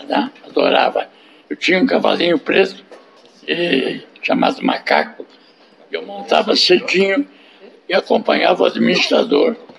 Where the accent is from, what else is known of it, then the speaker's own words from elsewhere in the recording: São Paulo, Brazil; also born or lived in Piracicaba; eu sou paulistano